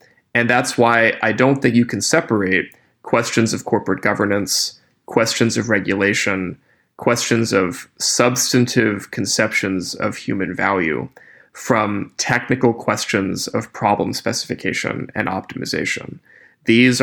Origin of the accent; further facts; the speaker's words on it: Appalachia, United States; moved away; I grew up in Appalachia before I went to college or grad school